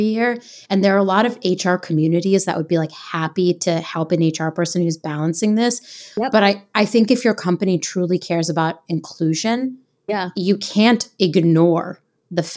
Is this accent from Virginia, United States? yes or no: yes; Virginia Beach, Virginia, United States; I grew up in Virginia Beach, Virginia